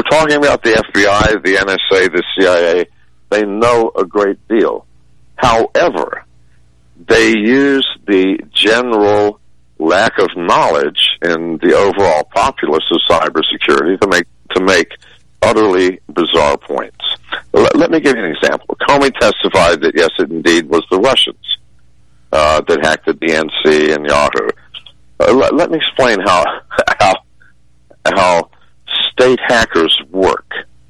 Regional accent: United States; We are American citizens. We are not stupid.

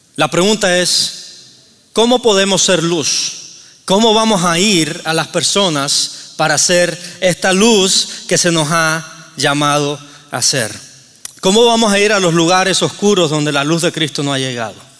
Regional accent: Cuba; moved away; vengo de Cuba

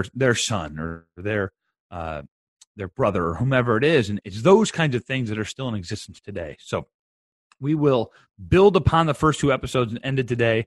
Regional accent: Bettendorf, Iowa, United States; I'm from Bettendorf, Iowa

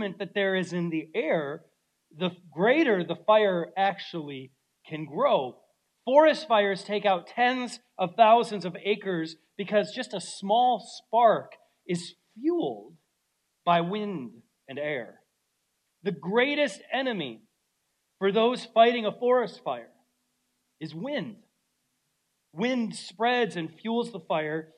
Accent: Minnesota, United States; moved away; growing up in Minnesota could be harsh in the winter times

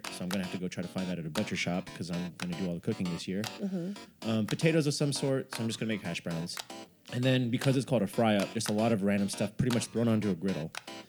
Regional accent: Sacramento, California, United States; also a New Year's for my hometown listeners. If you're in Sacramento, one of my former design clients, Track 7 Brewing, they're also doing a New Year's party as well

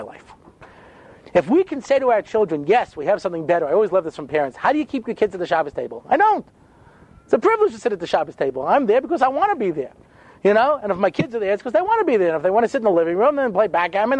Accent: Long Island, New York, United States; I didn't grow up in Brooklyn. You understand? I grew up on Long Island

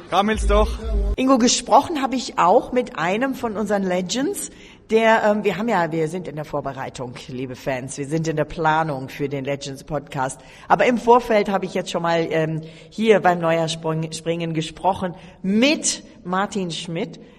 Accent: Poland; Wir kommen aus Polen auf jeden Fall. Ja, mussten wir dabei sein.

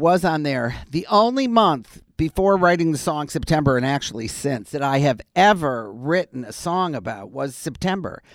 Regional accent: Detroit, Michigan, United States; moved away as an adult; also born or lived in Wisconsin; I grew up in Detroit.

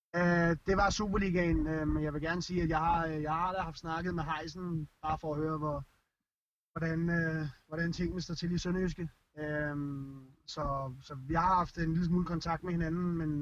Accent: Denmark; moved away; os som danskere

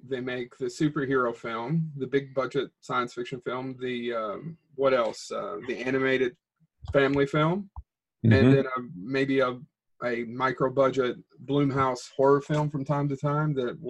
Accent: Eastern Kentucky, United States; also born or lived in Lexington, Kentucky; Well, we are actually both from Eastern Kentucky. I don't know how familiar you are with Kentucky, but we both grew up in the mountains, which is probably, you can hear our accents as well, obviously, but we both grew up in the mountains.

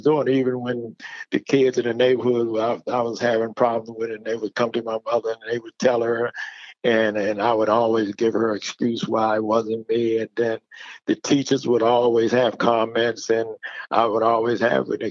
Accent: Washington, District of Columbia, United States; moved away as an adult; now in North Carolina, United States; I grew up in Washington, D.C. Washington, D.C. is my home.

